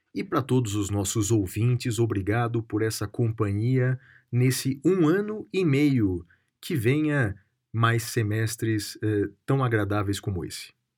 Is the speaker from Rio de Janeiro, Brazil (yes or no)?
no; Guaratinguetá, São Paulo, Brazil; na minha terra natal, na cidade de Guaratinguetá, no interior de São Paulo